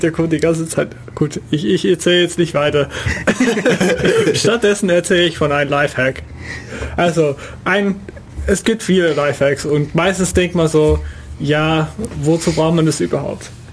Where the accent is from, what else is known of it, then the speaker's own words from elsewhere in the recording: Netherlands; German is a second language; moved away; ich als Niederländer